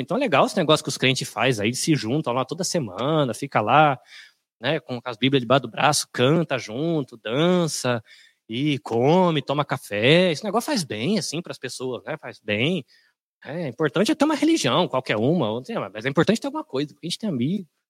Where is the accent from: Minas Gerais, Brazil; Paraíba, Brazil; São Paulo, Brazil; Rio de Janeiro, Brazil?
São Paulo, Brazil; also born or lived in Bahia; eu sou de São Paulo, sou da Bahia, mas cresci em São Paulo